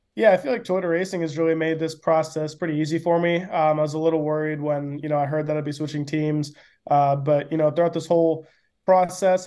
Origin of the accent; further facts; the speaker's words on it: Atlanta, Georgia, United States; growing up in Atlanta